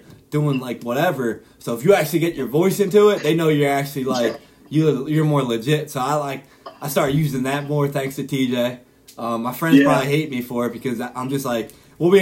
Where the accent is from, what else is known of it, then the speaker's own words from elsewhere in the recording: Philadelphia, Pennsylvania, United States; I'm from Philadelphia.